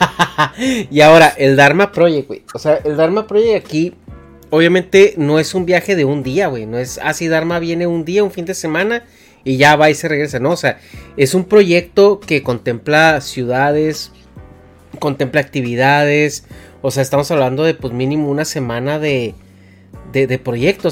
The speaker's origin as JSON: {"language": "Spanish", "country": "Mexico", "said": "como mexicano"}